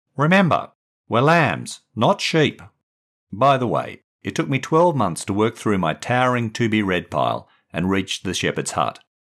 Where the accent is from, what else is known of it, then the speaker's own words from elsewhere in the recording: Perth, Western Australia, Australia; moved away as an adult; also born or lived in England; my background in Perth